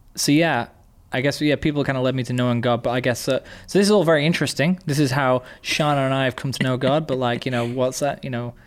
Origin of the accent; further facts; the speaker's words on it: England, United Kingdom; being English, we have a very Christian culture